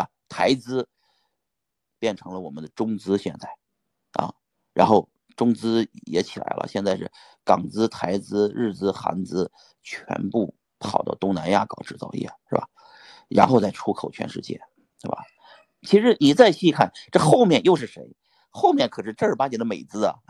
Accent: Pingyao, Shanxi, China; 我是山西人，我是山西平遥人。我是个中国籍的人，但是最终的结果呢，我又变成了一个在美国生活的中国人啊，拿着护照中国的

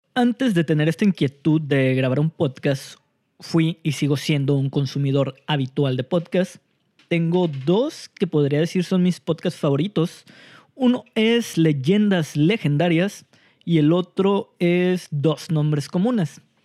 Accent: Mexico; nosotros como mexicanos

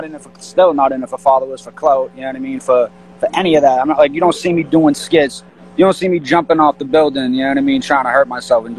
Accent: Boston, Massachusetts, United States; moved away as an adult; now in New York, United States; I'm from Boston, you know, and, It's a lot to it, you know what I mean? I came out here last year

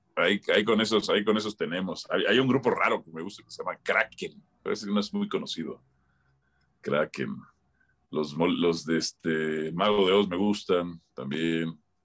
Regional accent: Mexico City, Mexico; moved away; also born or lived in Tlalnepantla, State of Mexico / Pedregal; yo soy de Miscuac

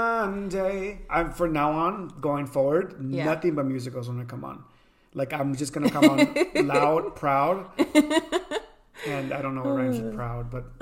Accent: Pico Rivera, California, United States; moved away as an adult; I was born and raised in LA, on the outskirts, in LA County.

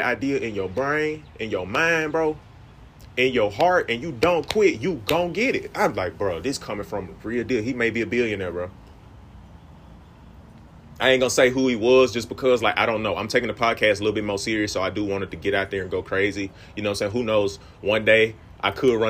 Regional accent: Greenville, United States; I'm from Greenville

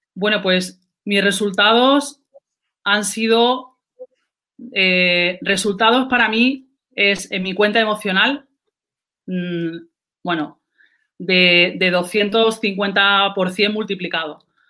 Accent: Andalusia, Spain; soy andaluza, no, no, lo puedo negar

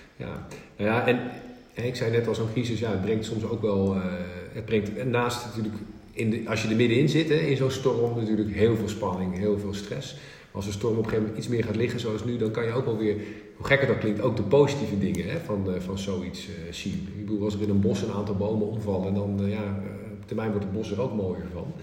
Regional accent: northern Netherlands, Netherlands; als Noorderling

